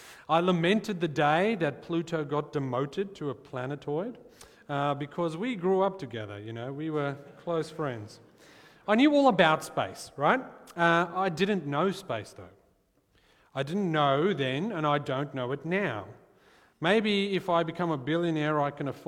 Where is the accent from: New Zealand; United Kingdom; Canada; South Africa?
South Africa; I'm from South Africa, and the world where I grew up, I knew that my hopes of becoming an astronaut were essentially as likely as zero. And so, growing up in South Africa